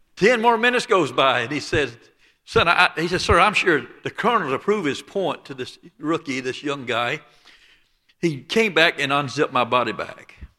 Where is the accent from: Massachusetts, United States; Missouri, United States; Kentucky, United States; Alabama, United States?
Alabama, United States; Dothan; accent: Lower Alabama; I was born and raised just south of Dothan, Alabama, on the Florida state line